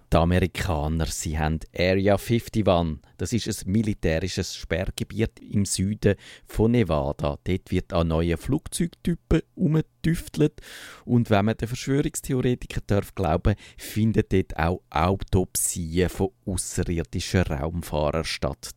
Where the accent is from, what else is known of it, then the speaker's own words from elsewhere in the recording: Switzerland; wir Schweizer